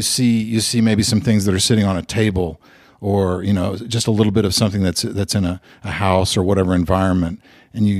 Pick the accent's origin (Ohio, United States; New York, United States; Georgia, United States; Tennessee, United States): Tennessee, United States; Memphis; I am from the South, and I was born and raised in Memphis and lived there most of my life